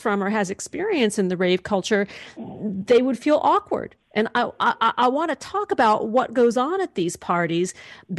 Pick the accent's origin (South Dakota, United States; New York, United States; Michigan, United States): New York, United States; New York City; I grew up in New York City, I went to junior high and high school in Manhattan